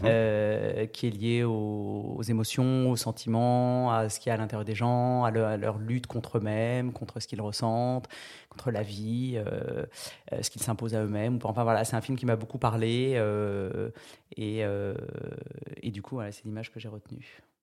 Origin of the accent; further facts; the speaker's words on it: France; je viens de Charente et du Tarn-et-Garonne